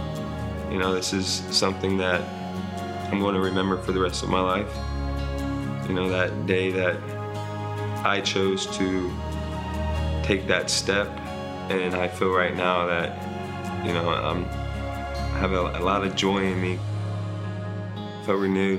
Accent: Columbus, Ohio, United States; moved away as an adult; I'm from Columbus, Ohio. I moved here in 2020 of August

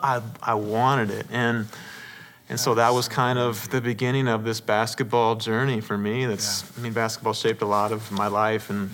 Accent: Paramount, California, United States; I was born in Southern California, Paramount, California

